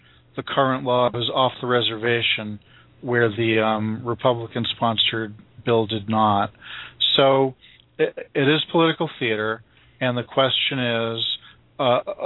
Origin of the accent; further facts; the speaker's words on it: Massachusetts, United States; my home state elected Scott Brown into Ted Kennedy's old seat